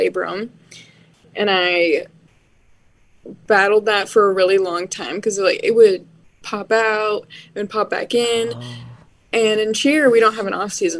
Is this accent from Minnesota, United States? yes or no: yes; Bloomington, Minnesota, United States; I grew up in Minnesota, and I went to a high school called Bloomington Jefferson